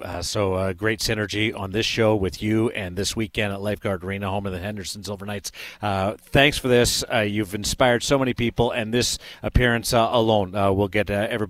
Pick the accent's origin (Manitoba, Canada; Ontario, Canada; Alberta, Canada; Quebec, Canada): Manitoba, Canada; Dauphin; from one Dauphin guy to another